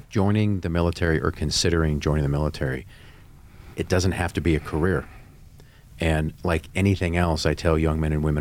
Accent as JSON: {"language": "English", "region": "California", "country": "United States", "tie": "born or raised there", "said": "I grew up playing sports in Southern California, and I was going to be the next shortstop for the Dodgers."}